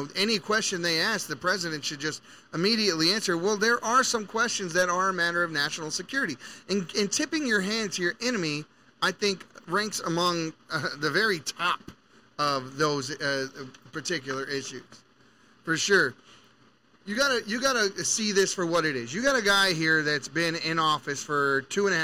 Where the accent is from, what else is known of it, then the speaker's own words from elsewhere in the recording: Baltimore, Maryland, United States; I'm from Baltimore City